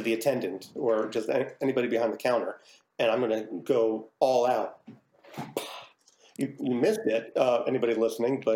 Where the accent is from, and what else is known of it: New Jersey, United States; born or raised there; now in Philadelphia, United States